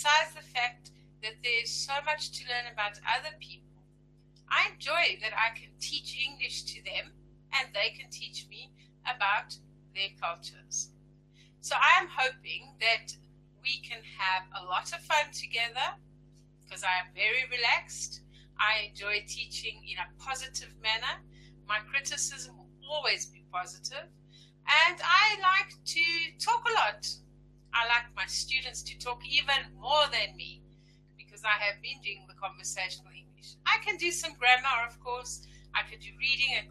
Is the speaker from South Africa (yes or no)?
yes; Johannesburg, Gauteng, South Africa; I'm from Johannesburg, South Africa.